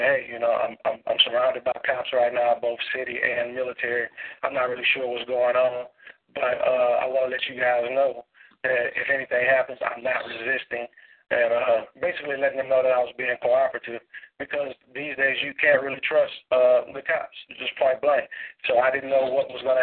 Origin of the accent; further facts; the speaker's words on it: Baton Rouge, Louisiana, United States; now in Atlanta, United States; originally, I'm from Baton Rouge